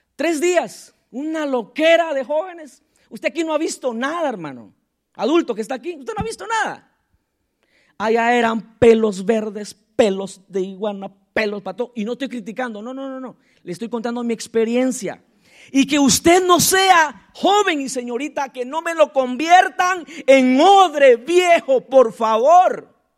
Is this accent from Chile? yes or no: no; Tecún Umán, San Marcos, Guatemala; soy de allá, de Aldea del Triunfo, Tecumán, San Marcos, Guatemala, Centroamérica